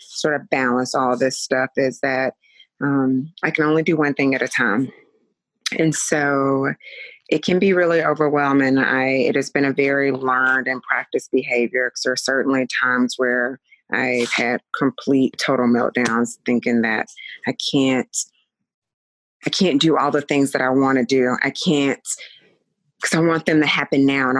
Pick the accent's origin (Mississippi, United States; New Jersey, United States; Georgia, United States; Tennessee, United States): Tennessee, United States; Chattanooga; now in Las Vegas, United States; I am originally from Chattanooga, Tennessee. I currently live in Las Vegas.